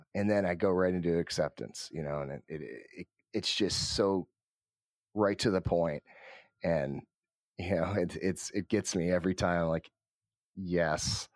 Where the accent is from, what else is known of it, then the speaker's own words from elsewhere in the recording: Cleveland, Ohio, United States; born and raised in Cleveland, Ohio